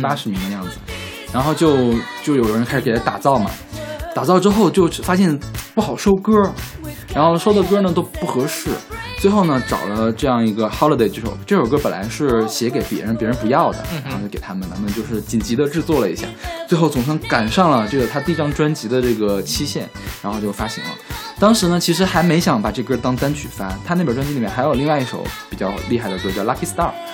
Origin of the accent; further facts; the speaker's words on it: China; 是不是因为大陆人都比较勤奋，不喜欢放假呀？